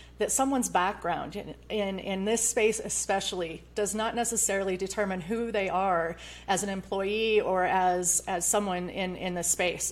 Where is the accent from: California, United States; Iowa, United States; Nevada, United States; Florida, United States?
Iowa, United States; now in Colorado, United States; I came from the Midwest. I grew up in Iowa